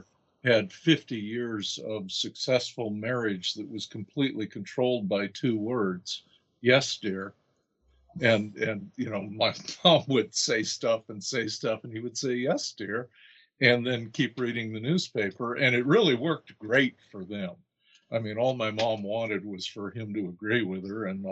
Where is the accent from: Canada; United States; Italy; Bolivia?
United States; I'm American